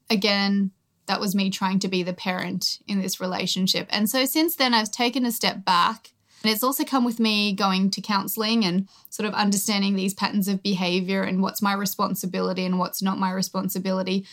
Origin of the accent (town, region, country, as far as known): Australia; born or raised there